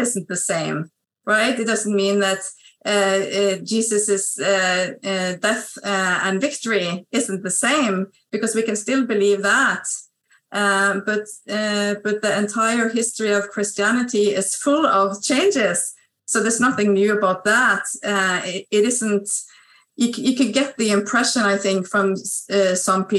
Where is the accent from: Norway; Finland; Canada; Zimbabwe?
Norway; also born or lived in Stavanger, Norway; I'm a Salvationist from Norway. I live on the west coast of Norway